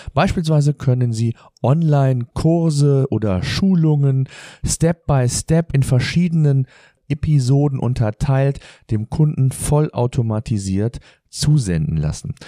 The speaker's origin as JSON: {"language": "German", "country": "Germany", "said": "Bei uns in Deutschland"}